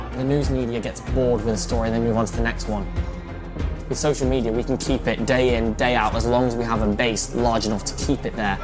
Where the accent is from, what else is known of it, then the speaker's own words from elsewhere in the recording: United Kingdom; now in Parkland, United States; I'm a British student at the school